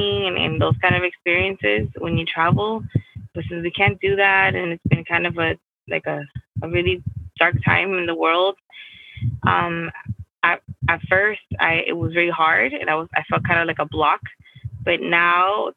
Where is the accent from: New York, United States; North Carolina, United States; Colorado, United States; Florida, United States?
Florida, United States; Miami; also born or lived in Peru; I grew up in Miami. I was born in Peru, but I grew up here